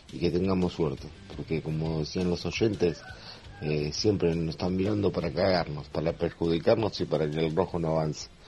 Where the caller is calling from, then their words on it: Ferrere, Buenos Aires Province, Argentina; de la Ferrere